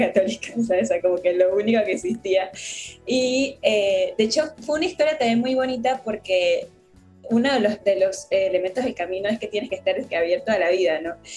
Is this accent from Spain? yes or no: no; La Chorrera, Panamá Oeste, Panama; also born or lived in Guadalajara, Mexico; no vivo en la ciudad de Panamá, eh, más como, digamos, como al interior o después del puente de las Américas, como a 45 minutos. Entonces ahí crecí